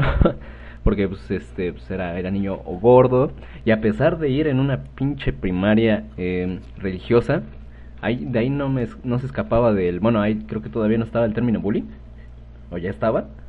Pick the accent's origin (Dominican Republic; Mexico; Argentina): Mexico